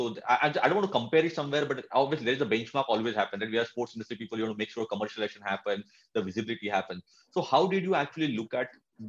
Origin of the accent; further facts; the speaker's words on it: Virar, Maharashtra, India; I come from Virar area, which is in Mumbai.